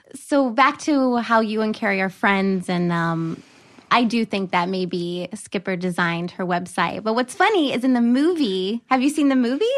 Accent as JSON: {"language": "English", "town": "Burlington", "region": "North Carolina", "country": "United States", "said": "I'm from North Carolina"}